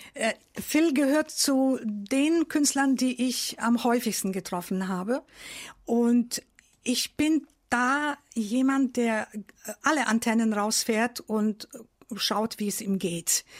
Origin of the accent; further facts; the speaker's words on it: Novi Sad, Vojvodina, Serbia; now in Germany; ich bin in Novi Sad in Serbien groß geworden.